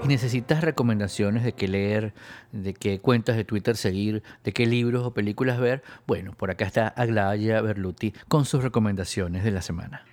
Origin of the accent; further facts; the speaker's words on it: Venezuela; also born or lived in Spain; yo también soy venezolano y español